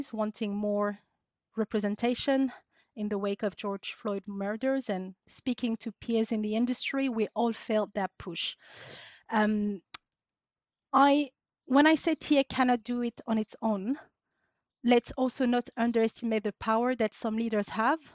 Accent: Paris, Île-de-France, France; moved away as an adult; now in United Kingdom; I was born and raised in France. Daughter of Syrian immigrants who moved to France in the late 70s. So I grew up and was raised in Paris, but moved to the UK, 14 years ago now

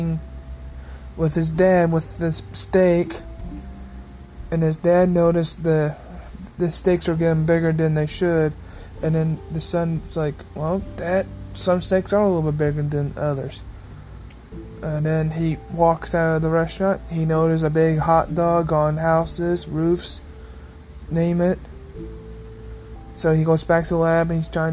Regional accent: Missouri, United States; I'm from Missouri

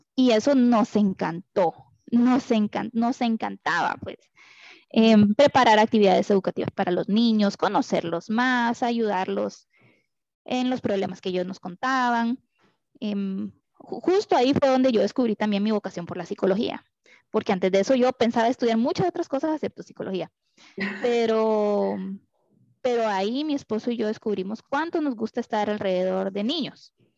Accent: Costa Rica; moved away; also born or lived in Honduras; yo soy costarricense

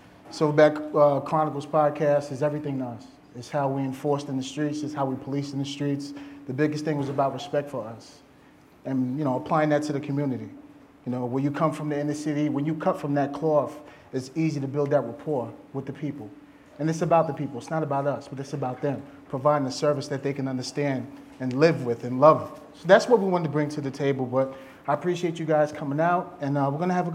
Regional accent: Long Island, New York, United States; I'm from New York, I'm from Long Island, New York, born and raised

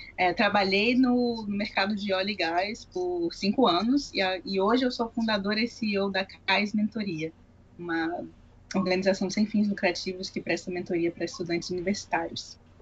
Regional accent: Bahia, Brazil; moved away; na área de onde eu vim, a Bahia

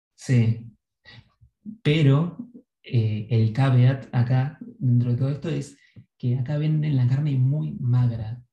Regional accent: Argentina; moved away

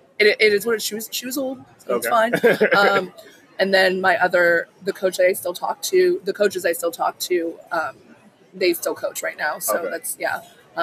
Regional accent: Manhattan Beach, California, United States; I grew up in Manhattan Beach.

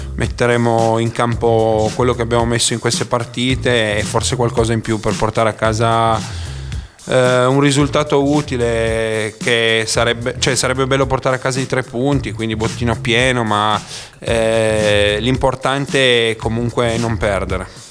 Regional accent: Cuneo, Piedmont, Italy; now in Bra, Italy; adesso abito a Bra, ma appunto sono di Cuneo

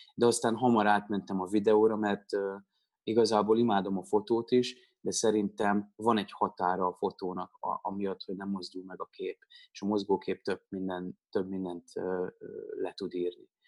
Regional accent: Pécs, Baranya, Hungary; moved away; also born or lived in Budapest; én Pécsi vagyok

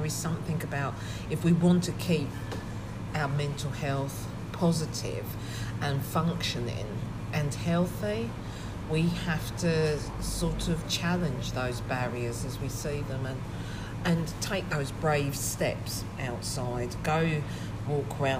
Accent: Southend-on-Sea, East of England, United Kingdom; I'm born and bred in Southend

